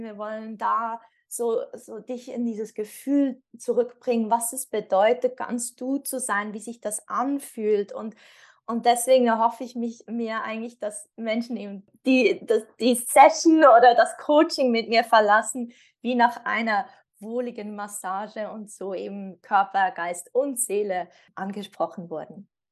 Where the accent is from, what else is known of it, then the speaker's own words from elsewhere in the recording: Switzerland; ich komme aus der Schweiz.